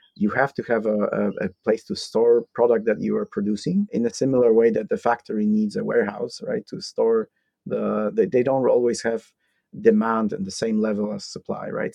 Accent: Poland; moved away as an adult; also born or lived in Iowa, United States; born and raised in Poland

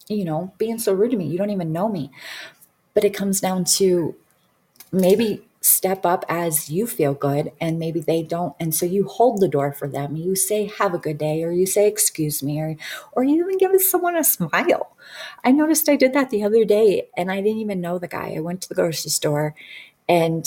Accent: Detroit, Michigan, United States; I grew up in Detroit.

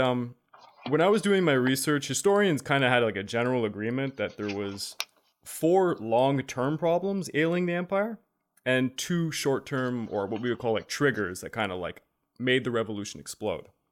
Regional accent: Quebec, Canada; we're from Quebec, we learned this in high school

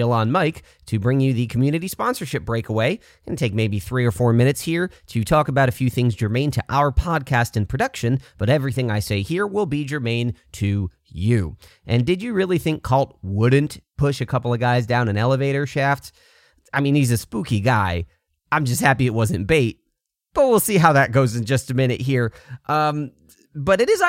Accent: Canada; now in United States; I'm also Canadian, but I live in the U.S.

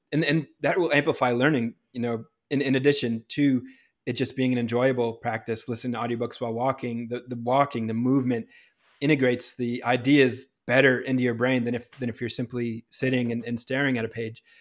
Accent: New Hampshire, United States; moved away as an adult; also born or lived in Pittsburgh; now in Los Angeles, United States; growing up in New Hampshire

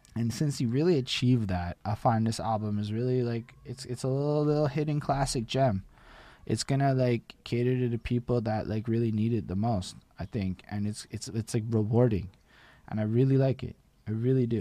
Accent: Canada; as a Canadian

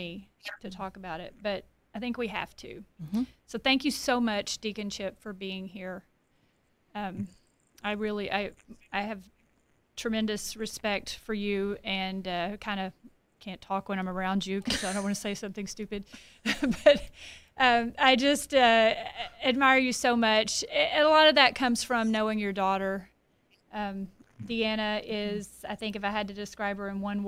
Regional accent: Paris, Texas, United States; I grew up in Paris, Texas, here in the Diocese of Tyler

